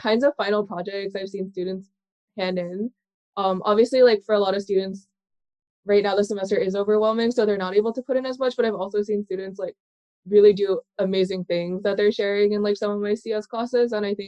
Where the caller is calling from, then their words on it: New York City, New York, United States; I'm calling in from New York City.